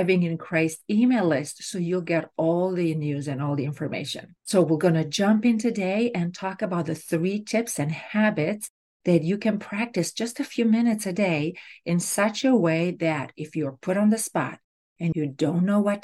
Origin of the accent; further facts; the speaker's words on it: Romania; moved away; I grew up in Romania, and back then, grades were done orally